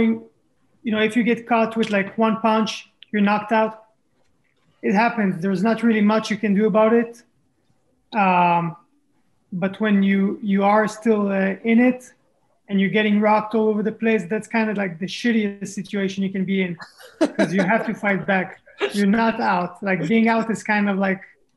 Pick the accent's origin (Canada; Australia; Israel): Israel; also born or lived in France; I was born in France, grew up in Israel